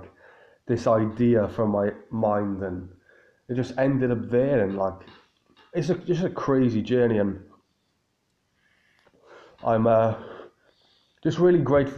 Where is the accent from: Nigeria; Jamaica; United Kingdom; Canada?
United Kingdom; Cardiff, Wales; my hometown in Cardiff